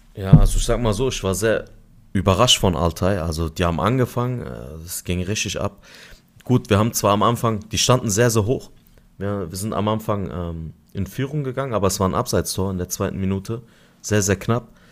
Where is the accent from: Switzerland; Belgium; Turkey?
Turkey; Adana; now in Germany; vier Tage in Adana, meine Heimatstadt